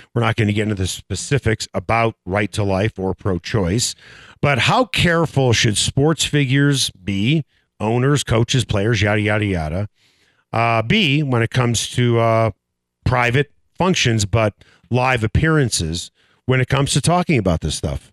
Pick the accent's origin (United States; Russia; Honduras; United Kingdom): United States; Northbrook, Illinois; I grew up in Northbrook, Illinois, the North Shore of Chicago